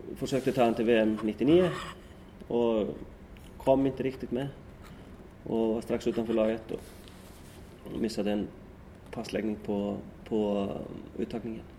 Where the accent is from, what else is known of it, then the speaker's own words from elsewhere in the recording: Iceland; moved away; hemma i Sticksolmor